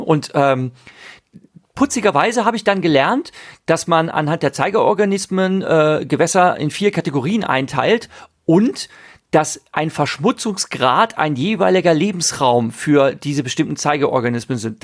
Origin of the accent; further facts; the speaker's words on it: Ahr valley, Rhineland-Palatinate, Germany; zur Ahr, da komme ich her, ich bin im Ahrtal aufgewachsen